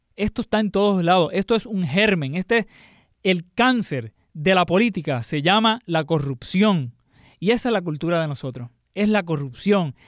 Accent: Puerto Rico; nuestra cultura como puertorriqueño

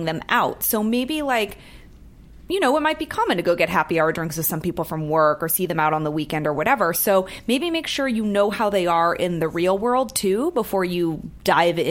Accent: San Francisco, California, United States; now in Los Angeles, United States; I'm from San Francisco. I was there in 89.

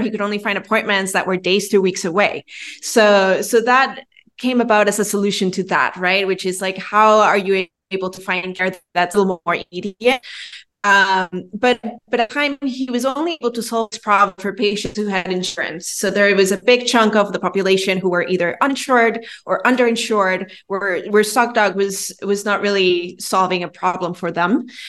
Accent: Venezuela; moved away as an adult; also born or lived in New York City; now in Miami, United States; I'm originally from Venezuela. I was born and raised there, and then I went to college in New York City.

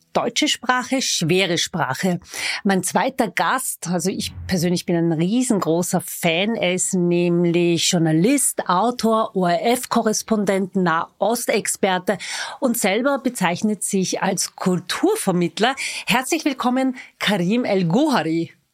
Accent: Vienna, Austria; Ich bin waschechte Wienerin

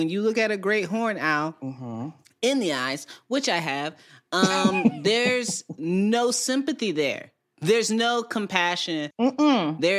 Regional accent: Midwest, United States; geese are not on my bird list because I grew up in the Midwest.

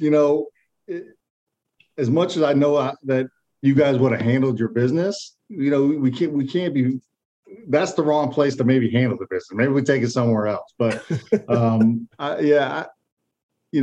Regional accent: Michigan, United States; moved away as an adult; also born or lived in Wisconsin; I grew up in Michigan

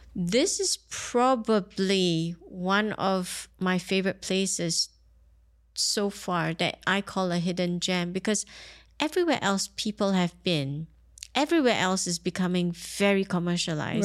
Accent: Singapore; now in Dubai, United Arab Emirates; I grew up in Singapore

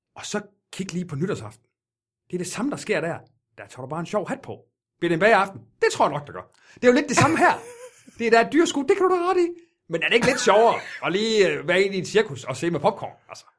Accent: Jutland, Denmark; jeg er jyde i hvert fald

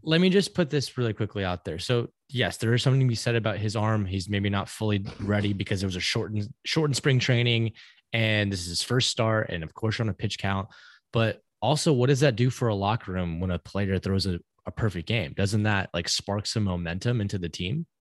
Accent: Georgetown, Texas, United States; the kid growing up in Georgetown

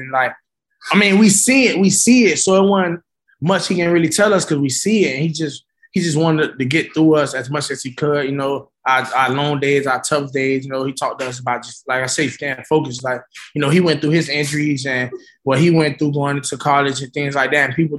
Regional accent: Coconut Grove, Florida, United States; Man, it was straight, you know. Like, you know, it was easy to fall off track, you know, if you took the wrong path or hung with the wrong crowd.

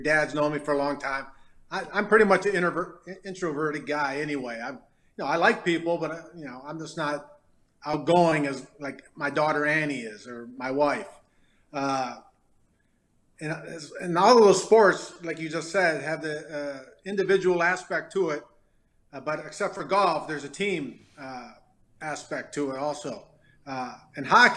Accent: Detroit, Michigan, United States; also born or lived in Farmington, Michigan; growing up in Detroit, I was known as the hockey guy

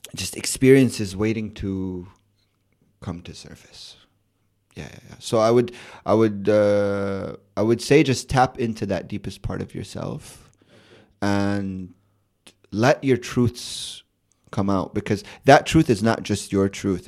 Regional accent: Chicago, Illinois, United States; born or raised there; moved away; also born or lived in Amman, Jordan

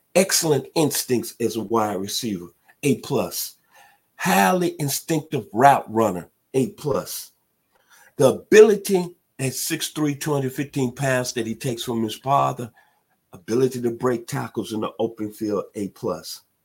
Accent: Memphis, Tennessee, United States; now in Atlanta, United States; in my hometown of Memphis, Tennessee

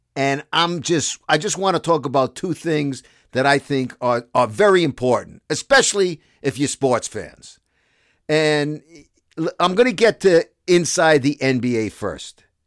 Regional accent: New York City, New York, United States; accent: Brooklyn; moved away as an adult; also born or lived in Toronto, Canada; I'm from Brooklyn

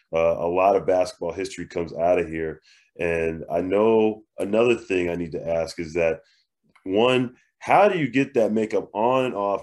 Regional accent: Northeast, United States; now in Arizona, United States; I'm from the Northeast

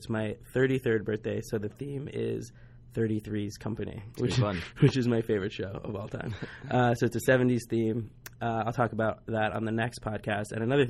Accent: New Jersey, United States; moved away; So I'm from New Jersey. All my family's in New Jersey and New York.

